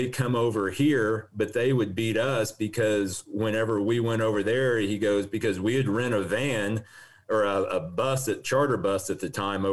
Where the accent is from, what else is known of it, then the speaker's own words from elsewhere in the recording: Ponca City, Oklahoma, United States; now in Bartlesville, United States; I grew up in Ponca City, which is about 70 miles to the east.